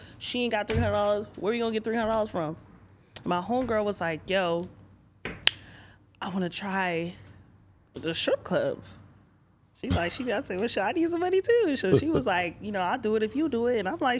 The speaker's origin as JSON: {"language": "English", "area": "Broward County", "region": "Florida", "country": "United States", "said": "I'm from Broward County"}